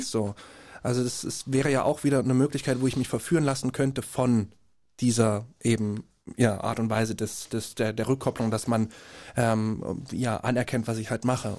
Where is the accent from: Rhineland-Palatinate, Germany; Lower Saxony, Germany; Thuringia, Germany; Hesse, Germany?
Thuringia, Germany; Jena; born or raised there; moved away